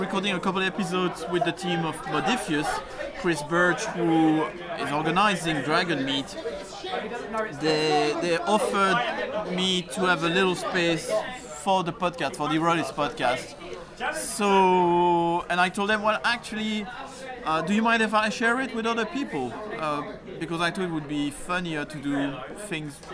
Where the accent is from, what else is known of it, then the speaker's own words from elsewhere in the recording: Belgium; accent: French; first language French; English is a second language; now in London, United Kingdom; my first language is French. I was born in Belgium